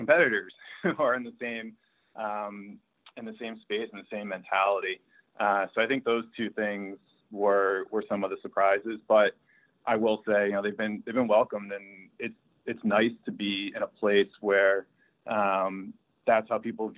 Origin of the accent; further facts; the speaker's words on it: New England, United States; I grew up in New England